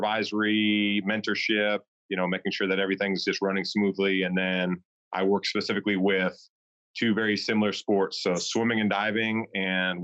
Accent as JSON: {"language": "English", "region": "Washington", "country": "United States", "tie": "born or raised there", "also_born_or_lived": "Athens, Georgia / Memphis", "moved": "as an adult", "lives_now": "North Carolina, United States", "said": "I was born in Washington"}